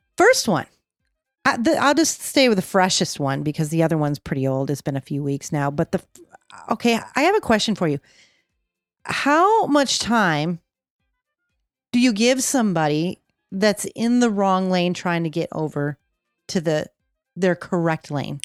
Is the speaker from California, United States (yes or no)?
yes; California, United States; we're from California